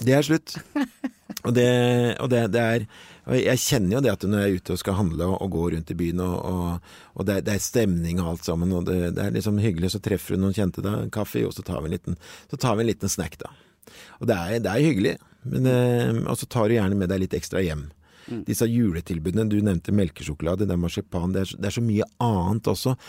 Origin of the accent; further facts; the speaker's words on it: Norway; vi egentlig som nordmenn